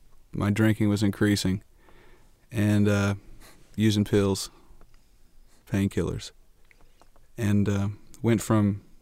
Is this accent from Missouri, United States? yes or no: yes; Missouri, United States; moved away as an adult; Well, I'm from Missouri